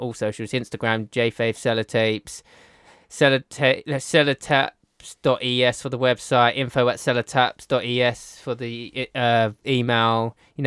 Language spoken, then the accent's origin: English; Essex, East of England, United Kingdom; accent: Essex; my Essex accent